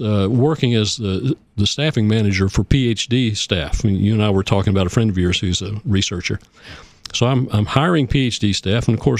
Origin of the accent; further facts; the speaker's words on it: Oak Ridge, Tennessee, United States; I grew up in Oak Ridge, and it was, you know, a modern place to grow up with many different kinds of people.